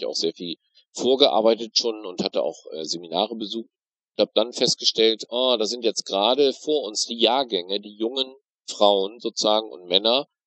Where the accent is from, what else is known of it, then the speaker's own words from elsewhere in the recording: North Rhine-Westphalia, Germany; now in Bremerhaven, Germany; bin aber nicht Bremerhavener, sondern komme gebürtig aus dem Münsterland, Aha. aus Westfalen. Bin also sozusagen in einer sehr schwarzen, sehr katholischen, sehr christlichen, sehr CDU-orientierten Gegend groß geworden.